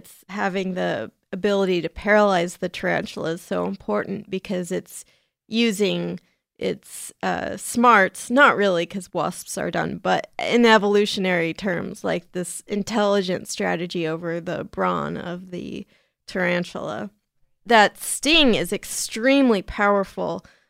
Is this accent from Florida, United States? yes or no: no; San Diego, California, United States; They're even in San Diego, California, which is my hometown.